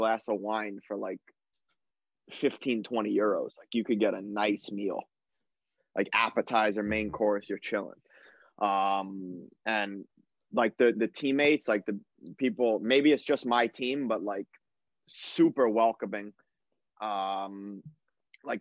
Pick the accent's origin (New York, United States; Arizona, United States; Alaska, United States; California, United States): New York, United States; moved away as an adult; also born or lived in Germany / Sweden / Israel; we're from New York